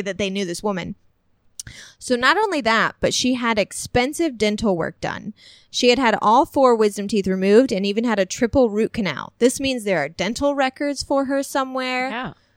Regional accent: Illinois, United States; moved away as an adult; my hometown because I lived there for like 21 years

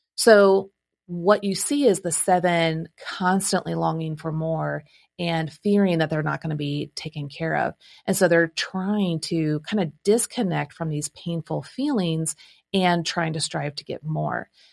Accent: Midwest, United States; now in Nashville, United States; I'm from the Midwest

